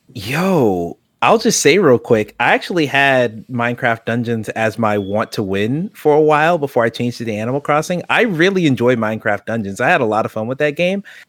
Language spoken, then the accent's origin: English; United States; I am American